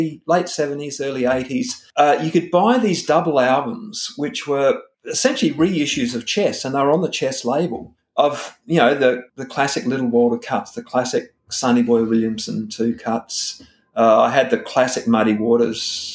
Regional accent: Adelaide, South Australia, Australia; moved away as an adult; also born or lived in Washington, D.C.; now in Sydney, Australia; I'm from Adelaide, even though I live in Sydney now.

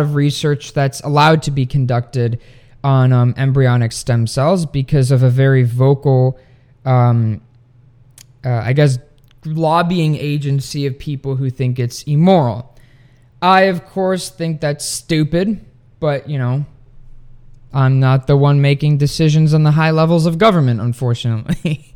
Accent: Sweden; now in United States; my home country of Sweden

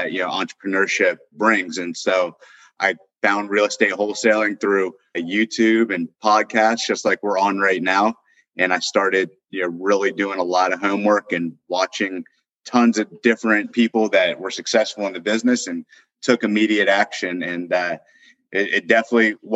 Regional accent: Northern Virginia, United States; born or raised there; moved away as an adult; also born or lived in Austin, Texas

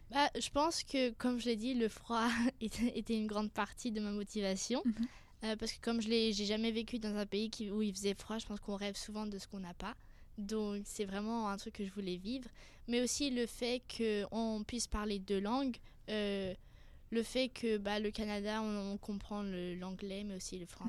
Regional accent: France; also born or lived in Singapore; Alors c'est un peu compliqué, mais je suis française et je suis née à Singapour, donc qui est située en Asie.

